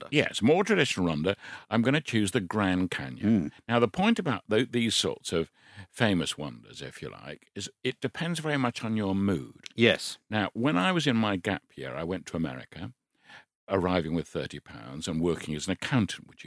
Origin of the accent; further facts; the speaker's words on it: United Kingdom; I'm British